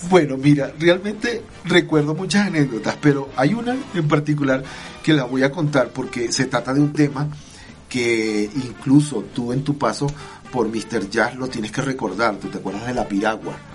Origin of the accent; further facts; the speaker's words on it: Barquisimeto, Lara, Venezuela; moved away; also born or lived in Boyacá, Colombia; de mi Barquisimeto, de mi pueblo